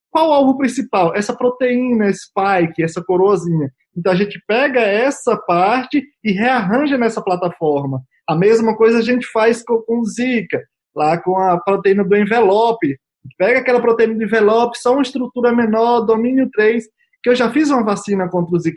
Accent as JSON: {"language": "Portuguese", "country": "Brazil", "said": "nós somos brasileiros, nós temos memórias, memória curta."}